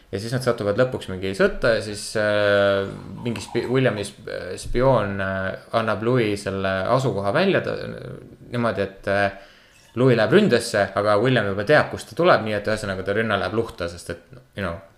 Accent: Kuressaare, Saare County, Estonia; ma olen Kuressaarest pärit

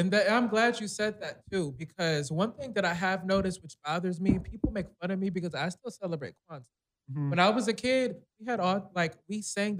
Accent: Detroit, Michigan, United States; I don't know how to do the Geechee talk, because I grew up in Detroit.

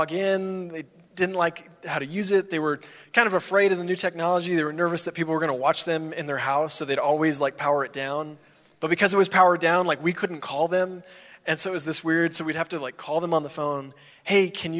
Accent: Dallas, Texas, United States; I grew up in the Dallas area of Texas

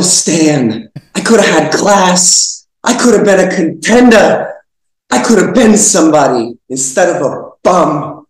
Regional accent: Hoboken, New Jersey, United States; born or raised there

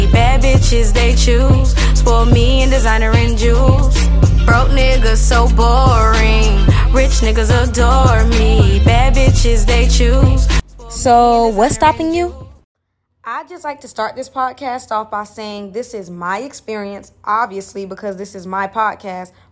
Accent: United States; first language English; moved away as an adult; now in Bali, Indonesia; The only question that I really get is Are you from Africa or where are you from? And when I say America, they sometimes look genuinely surprised.

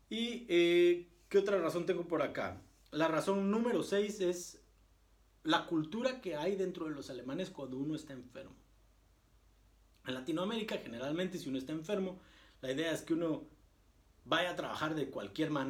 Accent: Guatemala; now in Germany; No se imaginan la cantidad de alemanes que uno conoce y yo les digo, eh, ah, pues mira que yo vengo de Guatemala

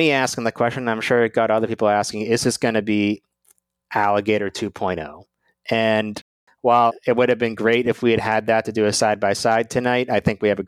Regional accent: Massachusetts, United States; now in Washington, D.C., United States; my home state of Massachusetts

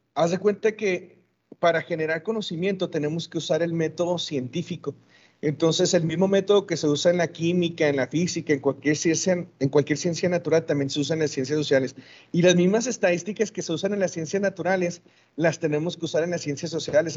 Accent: Ciudad Juárez, Chihuahua, Mexico; soy de aquí de Ciudad Juárez, aquí nací y aquí he vivido toda mi vida

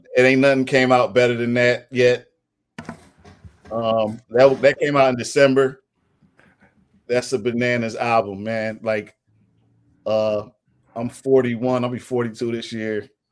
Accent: Philadelphia, Pennsylvania, United States; I'm from West Philly, from Winfield slash Overbrook

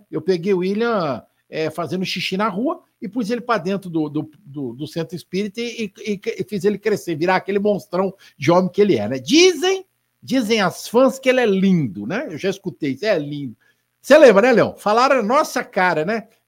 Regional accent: Spain; É, ele é italiano, eu sou espanhol, coisinha à toa, a gente está ali bem pertinho, né?

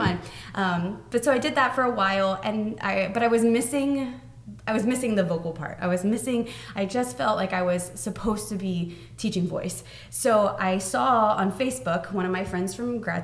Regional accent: Lakeland, Florida, United States; born and raised in Lakeland

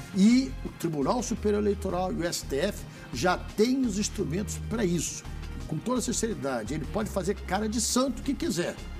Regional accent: Rio, Rio de Janeiro, Brazil; eu sou do Rio

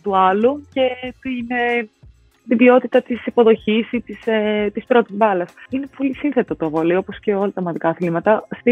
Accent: Athens, Attica, Greece; μεγάλωσα στα Νοηλίσια και ο Ηλυσιακό ήταν ε, η ομάδα τη γειτονιά

